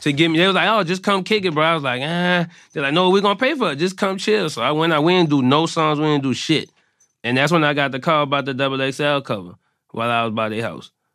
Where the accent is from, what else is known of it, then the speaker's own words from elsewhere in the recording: New Orleans, Louisiana, United States; everybody knew I was from New Orleans